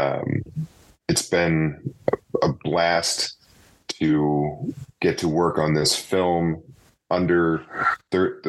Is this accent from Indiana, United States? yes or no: yes; Indianapolis, Indiana, United States; moved away; also born or lived in Zionsville, Indiana; I grew up in Indianapolis, and then my family moved to Zionsville after I graduated high school